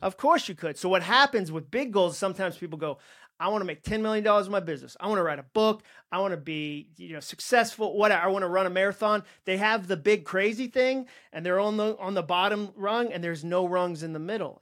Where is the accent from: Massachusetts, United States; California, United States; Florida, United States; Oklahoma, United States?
Massachusetts, United States; I grew up in Massachusetts